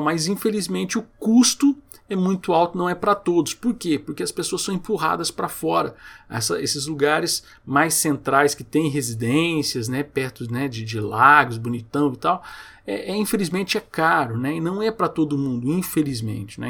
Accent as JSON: {"language": "Portuguese", "town": "Goiânia", "region": "Goiás", "country": "Brazil", "said": "Eu morei aqui em Goiânia, eu sou de Goiânia, e muito tempo eu morei em Aparecida de Goiânia"}